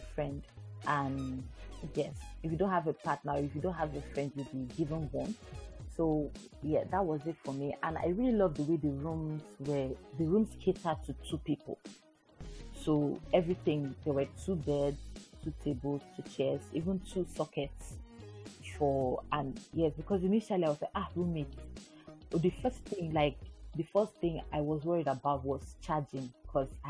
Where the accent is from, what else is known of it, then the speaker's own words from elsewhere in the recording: Nigeria; moved away; I'm a Nigerian